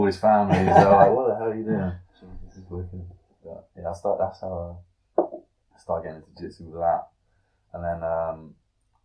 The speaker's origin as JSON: {"language": "English", "town": "Hamstreet", "region": "South East England", "country": "United Kingdom", "tie": "born or raised there", "said": "I lived in Ham Street, my hometown village"}